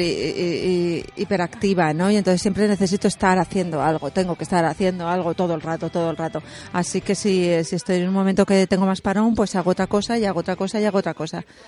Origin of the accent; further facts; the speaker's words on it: Castilla-La Mancha, Spain; yo soy de Castilla-La Mancha, es una comunidad autónoma